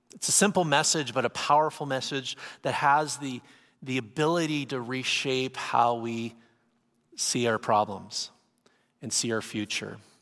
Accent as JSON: {"language": "English", "town": "San Diego", "region": "California", "country": "United States", "said": "I'm from San Diego, California. I live, live by the beach"}